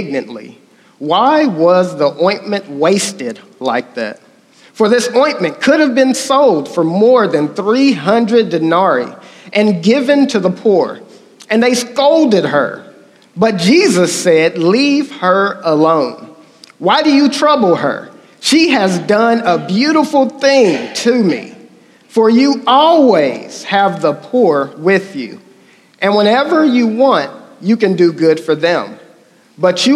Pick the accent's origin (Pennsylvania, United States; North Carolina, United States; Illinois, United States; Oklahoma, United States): Oklahoma, United States; accent: country; I'm from Oklahoma